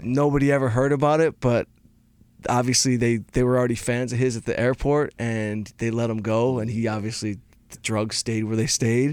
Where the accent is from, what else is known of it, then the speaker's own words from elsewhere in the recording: Detroit, Michigan, United States; I'm from Detroit